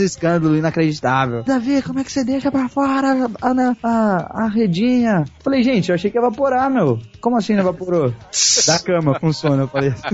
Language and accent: Portuguese; Brazil; eu, eu cresci no Brasil